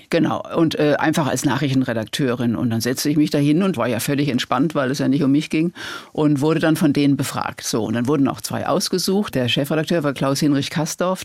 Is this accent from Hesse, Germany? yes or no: no; Worms, Rhineland-Palatinate, Germany; bei uns in Worms